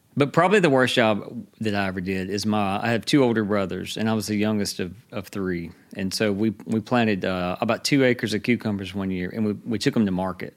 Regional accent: Hattiesburg, Mississippi, United States; moved away; also born or lived in Georgia; we're both from around here. We moved away, and we, we moved back here in two thousand ten

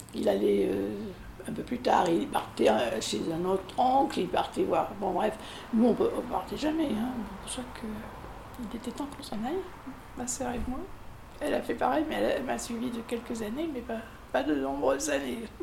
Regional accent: Périgueux, Nouvelle-Aquitaine, France; born or raised there; now in Bordeaux, France

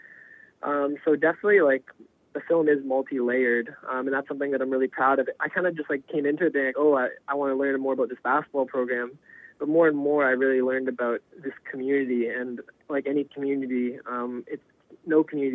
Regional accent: Toronto, Ontario, Canada; I'm born and raised in Toronto's East End

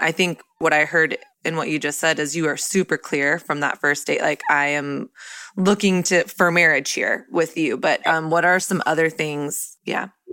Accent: Texas, United States; I grew up in Texas, which was like very much so Christian culture.

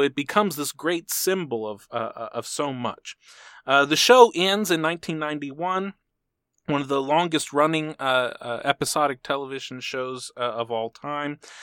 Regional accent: Texas, United States; As a Texan

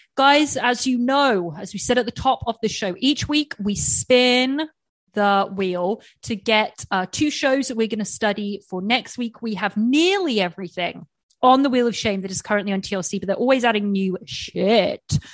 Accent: England, United Kingdom; moved away; being English

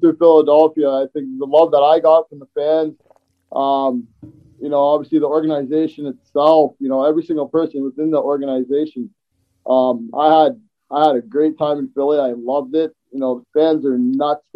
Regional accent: Toronto, Ontario, Canada; playing in front of, you know, my hometown

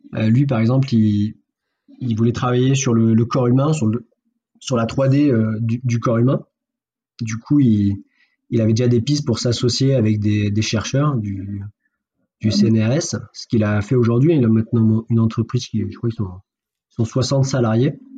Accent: Fréjus, Provence-Alpes-Côte d'Azur, France; now in Montpellier, France; je suis né à Fréjus

